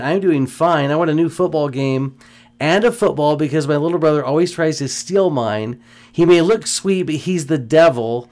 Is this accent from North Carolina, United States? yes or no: no; Houston, Texas, United States; moved away; As a kid growing up in Houston, Texas, my whole life